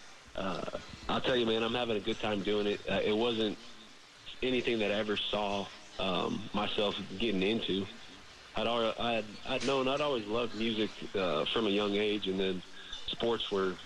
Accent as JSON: {"language": "English", "region": "Nebraska", "country": "United States", "tie": "born or raised there", "said": "I grew up in Nebraska"}